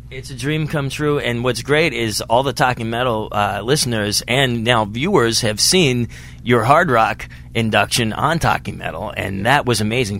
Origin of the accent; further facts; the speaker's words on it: Pittsburgh, Pennsylvania, United States; Pittsburgh, your hometown, my hometown as well